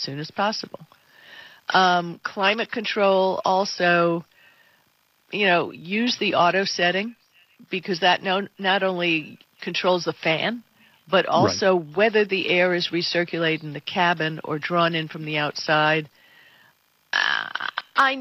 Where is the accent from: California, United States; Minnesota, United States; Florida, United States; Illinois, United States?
Florida, United States; Miami; I grew up in Miami